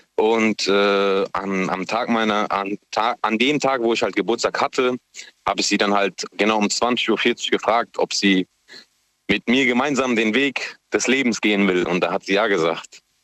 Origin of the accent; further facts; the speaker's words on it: Mannheim, Baden-Württemberg, Germany; moved away as an adult; now in Lampertheim, Germany; gebürtiger Mannheimer